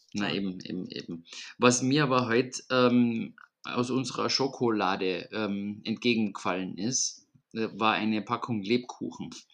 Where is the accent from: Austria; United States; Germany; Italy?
Austria; Vienna; bei uns in Wien